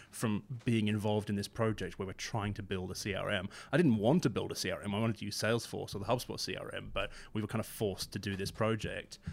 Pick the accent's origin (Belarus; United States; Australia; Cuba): Australia; moved away as an adult; now in United Kingdom; I, I grew up in Australia